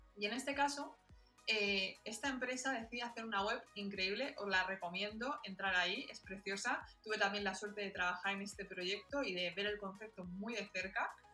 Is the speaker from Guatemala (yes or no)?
no; Alicante, Valencian Community, Spain; yo soy de Alicante